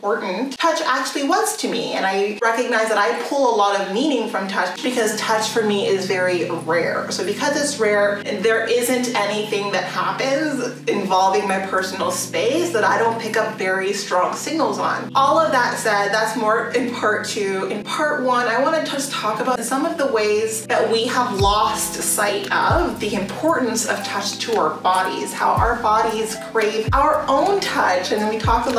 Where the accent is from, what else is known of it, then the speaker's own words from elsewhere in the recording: Canada; So because I grew up in Canada, and more than that, I grew up in rural areas